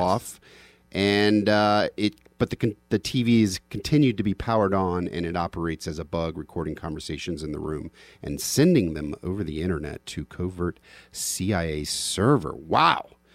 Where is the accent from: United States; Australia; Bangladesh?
United States; just an American